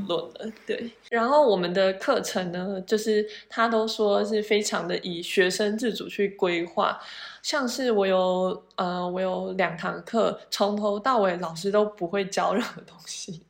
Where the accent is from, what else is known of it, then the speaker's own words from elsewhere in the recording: Taiwan; moved away as an adult; 就是像我们台湾人会觉得，呃，或许研究型大学比较好啊什么的。